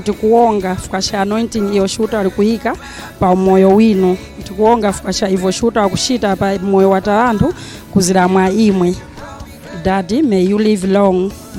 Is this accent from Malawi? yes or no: yes; Malawi; I'm from Malawi, Longwe ECG, presenting all my fellow Malawians.